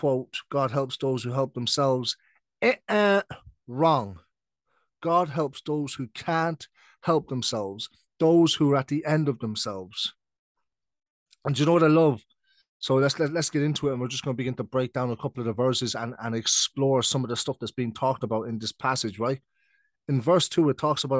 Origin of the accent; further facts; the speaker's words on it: Ireland; also born or lived in United Kingdom; I'm British, but I've been living in Ireland since I was 7. So I'm now 26. So that's 19 years. So basically, I'm Irish.